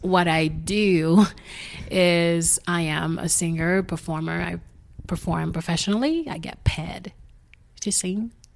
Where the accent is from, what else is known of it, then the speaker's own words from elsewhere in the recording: Haiti; English is a second language; moved away; I am originally from Haiti, grew up there.